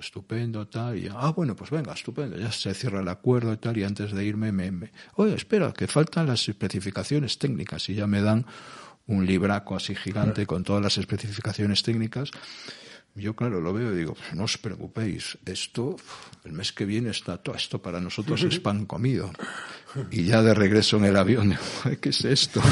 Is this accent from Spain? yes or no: yes; Galicia, Spain; also born or lived in Cangas; yo soy gallego